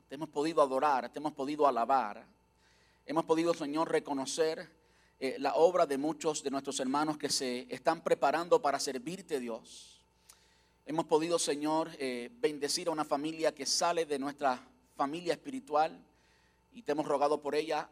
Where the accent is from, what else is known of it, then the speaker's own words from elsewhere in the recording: Cuba; now in United States; una iglesia en Cuba, como yo nací, donde yo nací, donde yo crecí